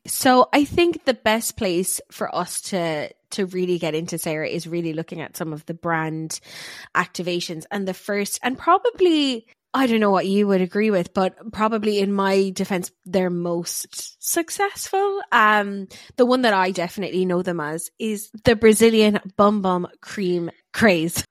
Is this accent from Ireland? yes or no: yes; Ireland; we're both Irish, so we say our or is funny